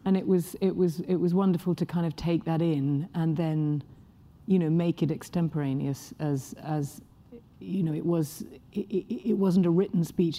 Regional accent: England, United Kingdom; I'm English

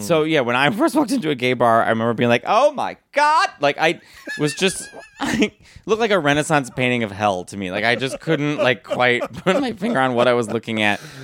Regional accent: Arlington Heights, Illinois, United States; also born or lived in Chicago / Manhattan; In Arlington Heights in Chicago

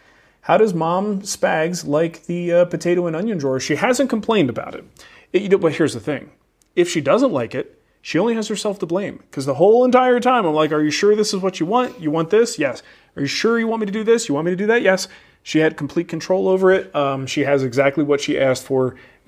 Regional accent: Trenton, New Jersey, United States; I am from Trenton, New Jersey, okay?

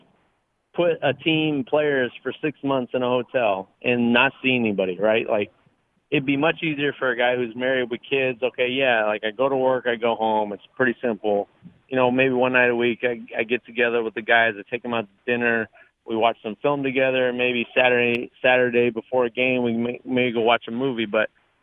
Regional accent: Southern California, United States; I grew up in Southern California

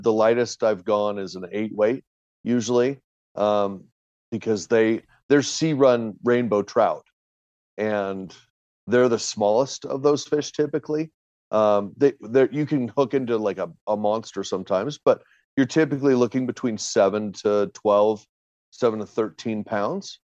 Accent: Portland, Oregon, United States; moved away as an adult; now in Utah, United States; I was born in Utah, spent probably the first 4 or 5 years of my life out here, and then moved and pretty much raised in and around Portland, Oregon, and moved back here about 10, almost 11 years ago now.

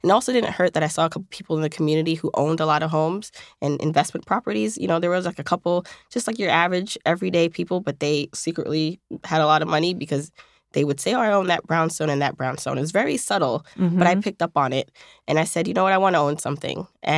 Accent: Jamaica; born there; I was born in Jamaica, the island, and she came here to provide a better life for me.

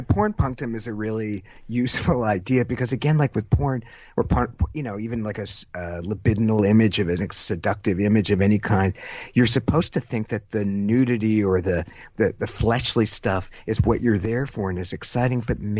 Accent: San Jose, California, United States; I'm from San Jose, California.

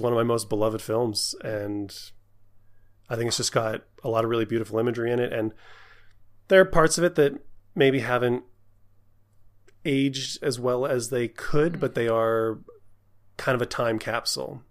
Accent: Canada; I'm Canadian

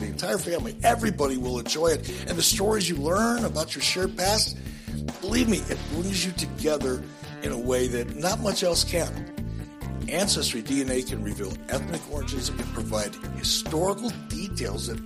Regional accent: Detroit, Michigan, United States; As a young kid, you know, growing up in Detroit

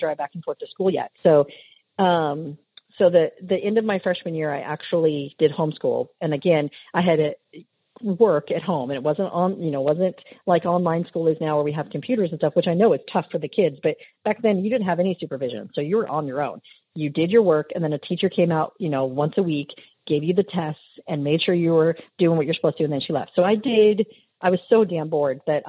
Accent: Albany, Oregon, United States; born or raised there; also born or lived in Bend, Oregon

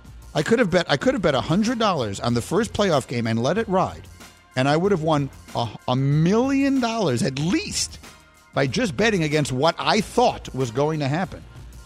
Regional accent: New York, United States; I grew up in New York.

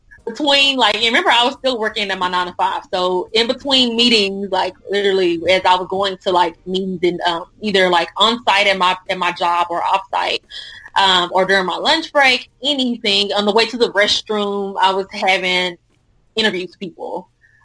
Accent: Dallas, Texas, United States; also born or lived in Houston, Texas; originally I'm from Dallas, and went to school at PV, which is by Houston.

